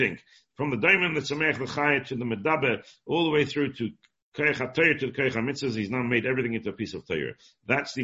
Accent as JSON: {"language": "English", "region": "England", "country": "United Kingdom", "tie": "born or raised there"}